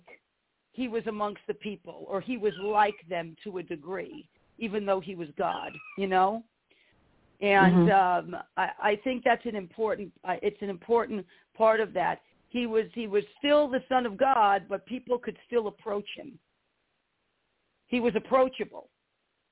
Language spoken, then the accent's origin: English; New York City, New York, United States; moved away; I'm an Italian girl. I was born in the Bronx, New York. You know, I was raised down there part of my life